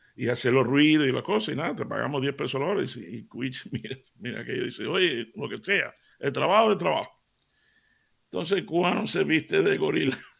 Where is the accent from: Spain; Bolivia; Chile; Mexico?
Spain; Seville, Andalusia; me crié en Sevilla